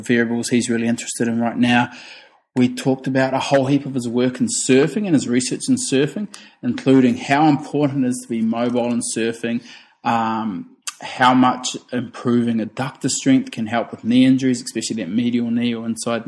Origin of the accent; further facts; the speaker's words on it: New Zealand; I grew up in New Zealand